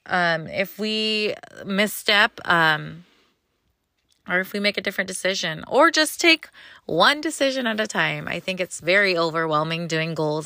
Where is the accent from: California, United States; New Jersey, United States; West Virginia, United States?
California, United States; I'm from California